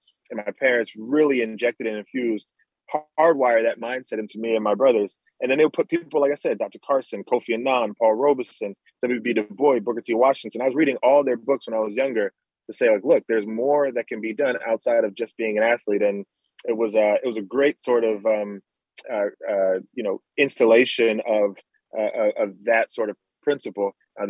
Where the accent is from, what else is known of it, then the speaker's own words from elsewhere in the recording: Nassau, New Providence, Bahamas; moved away; also born or lived in New Jersey; we came from Nassau, Bahamas with not a lot of money. Our family, everyone's still back home in the Bahamas right now. And then getting to New Jersey is where we landed, where no one really around us was Bahamian.